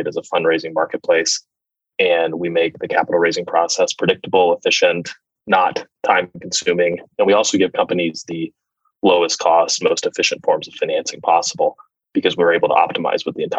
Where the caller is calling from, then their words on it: San Francisco, California, United States; Oh, I'm in San Francisco today, spending much time with my executive team.